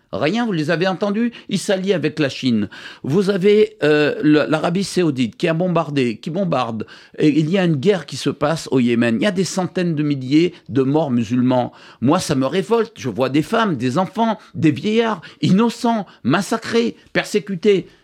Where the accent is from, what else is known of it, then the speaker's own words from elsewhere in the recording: Guadeloupe, France; je suis guadeloupéen, 100% français, je suis simplement d'origine libanaise